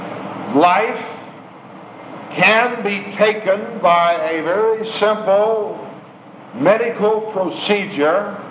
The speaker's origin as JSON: {"language": "English", "country": "United States"}